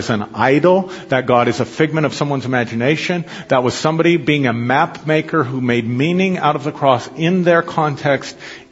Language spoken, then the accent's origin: English; United States; I'm more than an American citizen. I'm more than just my Scotch-Irish blood and heritage